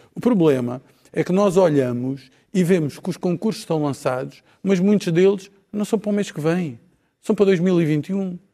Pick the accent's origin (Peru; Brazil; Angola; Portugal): Portugal; Algarve; eu sou do Algarve